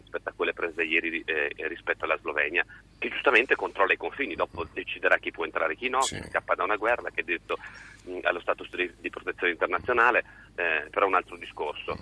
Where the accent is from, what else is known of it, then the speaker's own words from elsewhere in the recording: Friuli-Venezia Giulia, Italy; io vengo dal Friulenza Giulia